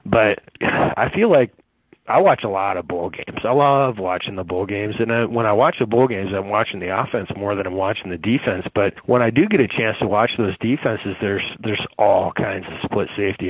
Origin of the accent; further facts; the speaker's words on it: near St. Paul, Minnesota, United States; a school kind of near my hometown, Concordia in St. Paul, Minnesota